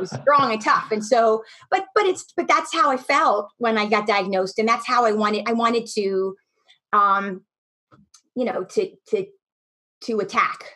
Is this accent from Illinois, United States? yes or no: no; Camp Hill, Pennsylvania, United States; moved away; I grew up in Pennsylvania in a little town outside of Harrisburg called Camp Hill